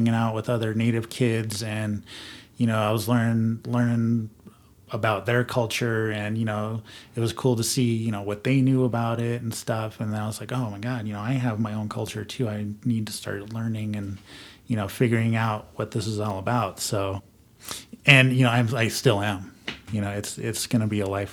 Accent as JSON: {"language": "English", "region": "Southwest", "country": "United States", "tie": "born or raised there", "said": "growing up in the Southwest"}